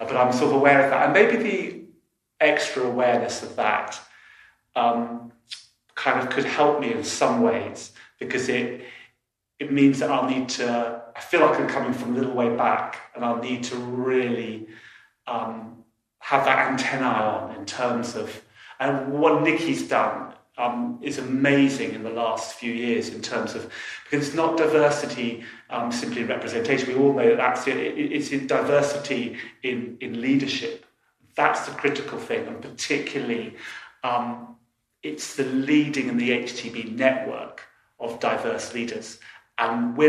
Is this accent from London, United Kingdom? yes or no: yes; London, United Kingdom; I was brought up in London